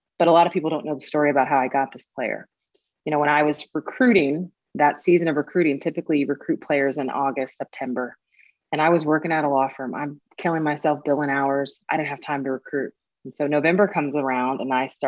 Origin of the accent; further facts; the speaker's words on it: Tulsa, Oklahoma, United States; I'm originally from Tulsa, Oklahoma